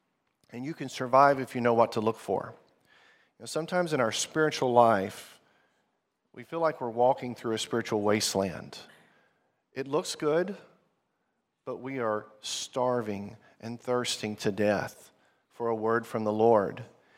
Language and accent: English; Zimbabwe; also born or lived in Arkansas, United States; I grew up in the country that's now known as Zimbabwe. My parents were missionaries there. We're from Arkansas in the U.S., good place to get barbecue and fried chicken.